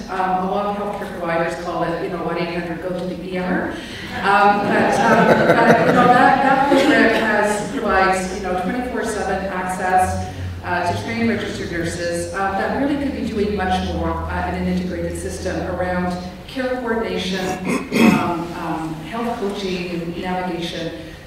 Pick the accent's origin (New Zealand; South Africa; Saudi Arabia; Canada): Canada; New Brunswick; moved away; I work at the Ontario Telemedicine Network and I'm also from New Brunswick.